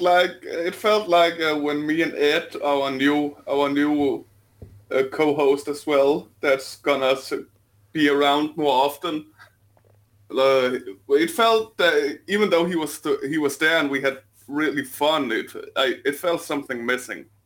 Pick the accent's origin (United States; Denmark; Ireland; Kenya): Denmark; accent: Danish; my sexy Denmarkian accent